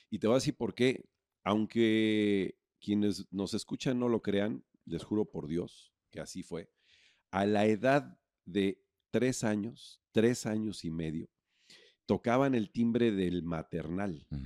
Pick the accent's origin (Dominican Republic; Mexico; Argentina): Mexico; Puebla; born there; now in Cancún, Mexico; si bien nací en Puebla, pero encontré mi vocación al llegar a Cancún en 1984.